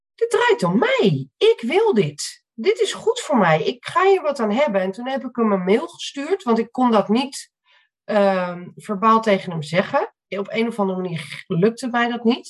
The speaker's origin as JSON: {"language": "Dutch", "town": "Amstelveen", "region": "North Holland", "country": "Netherlands", "said": "ik eh, kom uit Amstelveen."}